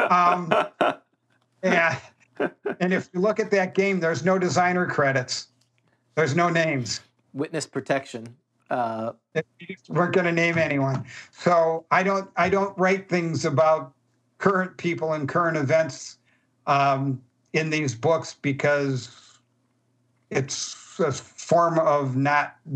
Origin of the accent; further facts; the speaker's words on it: Chicago, Illinois, United States; And we put various, we're from Chicago, so we made it with gangsters.